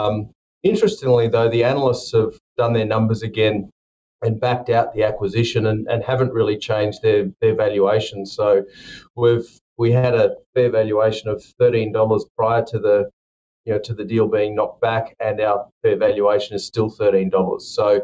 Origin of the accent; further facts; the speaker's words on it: Queensland, Australia; Although I'm a Queenslander